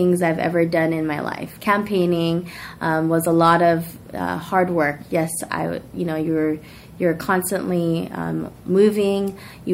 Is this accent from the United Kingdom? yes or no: no; Daly City, California, United States; also born or lived in San Francisco; I grew up here in Daly City. My family moved to Daly City from San Francisco when I was the age of 8 years old